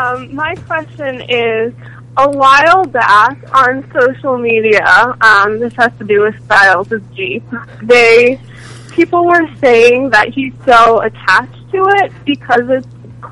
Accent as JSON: {"language": "English", "region": "Connecticut", "country": "United States", "said": "from Connecticut."}